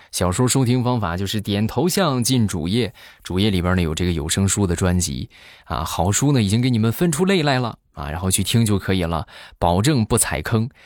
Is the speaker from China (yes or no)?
yes; northern China, China; 我们北方